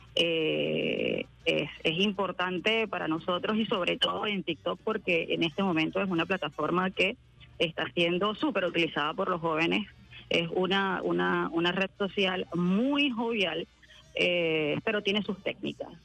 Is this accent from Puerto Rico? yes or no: no; Venezuela; como pueblo venezolano